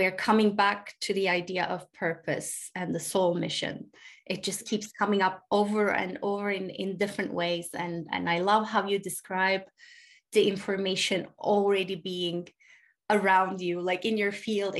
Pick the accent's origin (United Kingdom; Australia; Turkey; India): Turkey; now in United States; I grew up in Turkey. I live in the US.